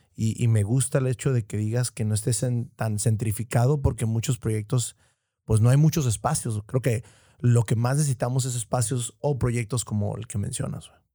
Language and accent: Spanish; Tijuana, Baja California, Mexico